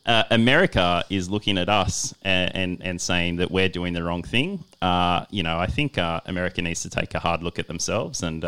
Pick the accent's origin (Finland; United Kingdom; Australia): Australia; also born or lived in Western Sydney; we're all Australian